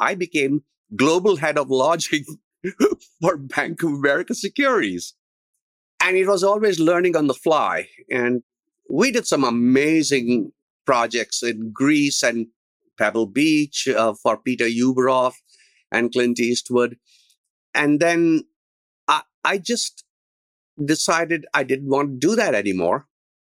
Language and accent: English; India; moved away as an adult; also born or lived in Berkeley, California; now in United States; In 1972, I came from India. And the idea was to come to Berkeley